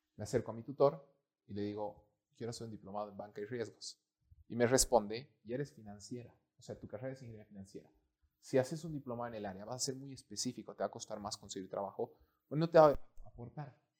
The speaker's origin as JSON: {"language": "Spanish", "country": "Bolivia", "said": "amo mi país porque soy boliviano"}